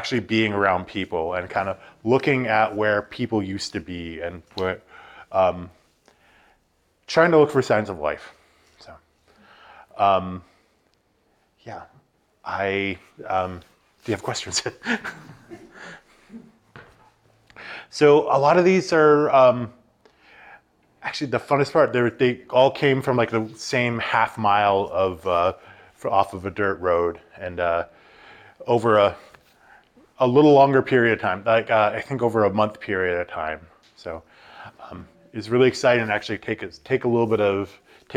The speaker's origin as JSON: {"language": "English", "town": "Haines", "region": "Alaska", "country": "United States", "moved": "yes", "lives_now": "Anchorage, United States", "said": "I'm originally from Haines, Alaska, and I'm coming to you live from Anchorage, Alaska right now"}